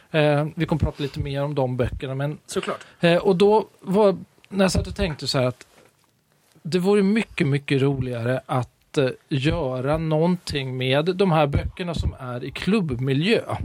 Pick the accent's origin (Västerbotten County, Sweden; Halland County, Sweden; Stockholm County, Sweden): Stockholm County, Sweden; Stockholm; moved away as an adult; now in Gothenburg, Sweden; Jag är från Stockholm, mm. men eh, jag tillhör Göteborgs minsta minoritet. Eh, stockholmare som frivilligt bor i Göteborg